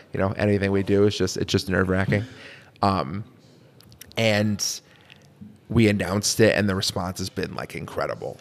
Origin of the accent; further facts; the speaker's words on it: Connecticut, United States; now in Syracuse, United States; I'm, I'm from Connecticut originally.